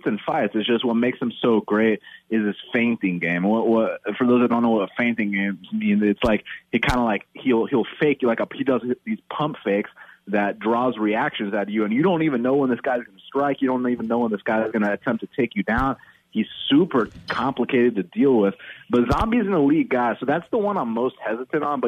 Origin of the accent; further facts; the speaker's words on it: Atlanta, Georgia, United States; I'm from Atlanta, born and raised